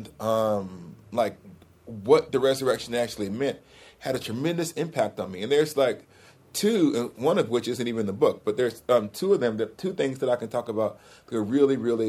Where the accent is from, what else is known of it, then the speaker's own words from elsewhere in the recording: Alabama, United States; I couldn't drive to Alabama. My school's an hour from my hometown